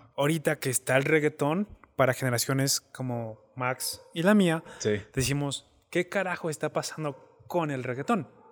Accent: Mexico; moved away

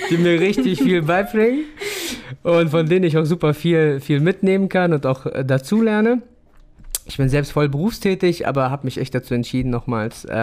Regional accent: Afghanistan; ich habe den deutschen Pass und trotzdem bin ich irgendwo immer noch Afghane.

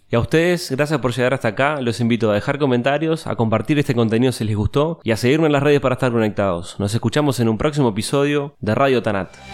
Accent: Uruguay; como uruguayo

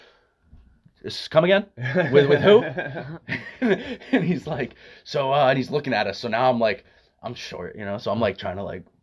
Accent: Palmer, Massachusetts, United States; I grew up in Palmer, so I'm an hour and a half away. Yeah, out near Springfield

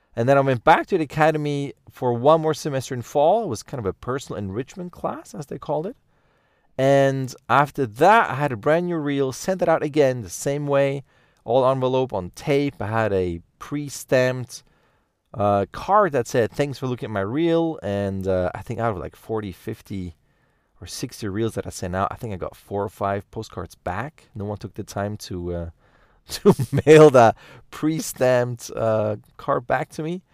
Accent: Lucerne, Switzerland; I grew up in the German part of Switzerland, in Lucerne, close to Zurich

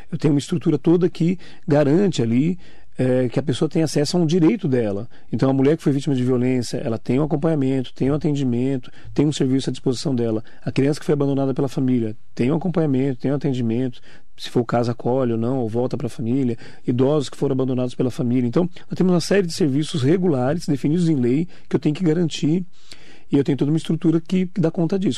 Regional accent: Poá, São Paulo, Brazil; Sou de Poá, 52 anos de vida, sou lá de Poá, eu, minha esposa, minhas crianças

